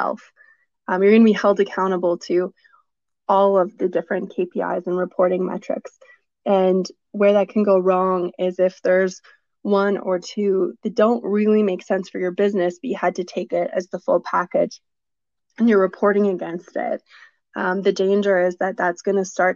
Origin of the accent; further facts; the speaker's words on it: Vancouver, British Columbia, Canada; moved away as an adult; also born or lived in Toronto; now in Calgary, Canada; growing up in Vancouver and a little bit of my childhood in Toronto